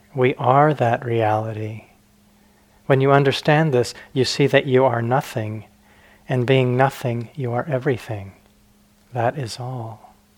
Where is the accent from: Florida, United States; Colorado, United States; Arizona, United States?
Arizona, United States; also born or lived in Flagstaff, Arizona; I grew up in Arizona, it's my home state